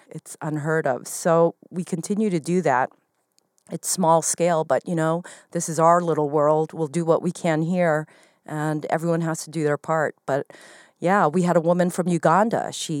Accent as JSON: {"language": "English", "region": "Arizona", "country": "United States", "moved": "as an adult", "lives_now": "New York City, United States", "said": "I mean, that's why I moved from Arizona. I'm not going to be out and proud in Arizona back in the 80s."}